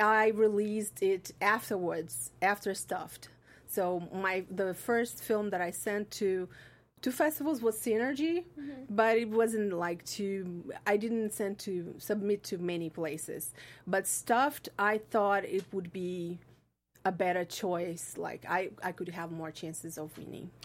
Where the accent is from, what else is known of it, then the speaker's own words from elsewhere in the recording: Brazil; moved away; I'm from Brazil.